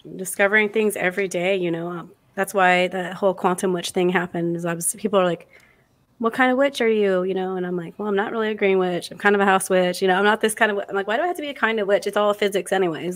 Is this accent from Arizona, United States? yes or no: yes; Arizona, United States; I'm from Arizona.